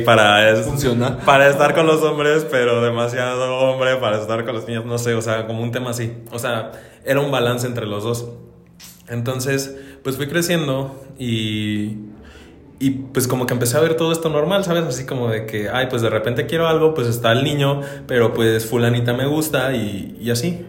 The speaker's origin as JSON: {"language": "Spanish", "town": "Dolores Hidalgo", "region": "Guanajuato", "country": "Mexico", "tie": "born or raised there", "moved": "yes", "lives_now": "Celaya, Mexico", "said": "soy de Dolores Hidalgo, Alucuna de la Independencia ah. Nacional Guanajuato"}